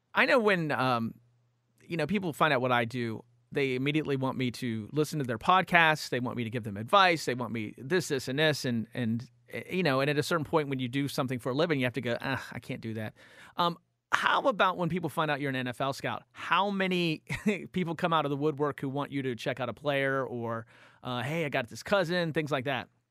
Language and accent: English; East Coast, United States; growing up on the East Coast